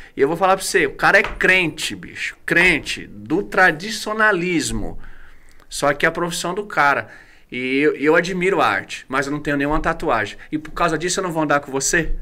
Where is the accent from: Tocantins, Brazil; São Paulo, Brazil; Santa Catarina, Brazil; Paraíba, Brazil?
São Paulo, Brazil; Guarulhos; also born or lived in Itaquaquecetuba; eu era de Guarulhos, e eu já vim de Guarulhos curtindo rap